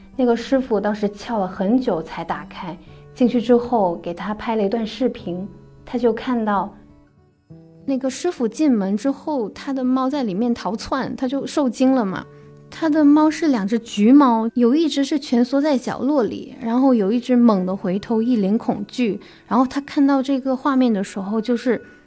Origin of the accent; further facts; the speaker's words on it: Guangdong, China; now in Beijing, China; 我是来自广东潮汕地区的，现在是一名媒体人